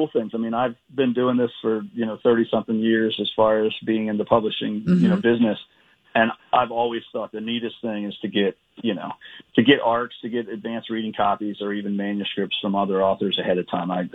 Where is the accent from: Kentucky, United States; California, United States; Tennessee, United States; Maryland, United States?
Maryland, United States; Edgewood; I grew up in this, you know, working class town named Edgewood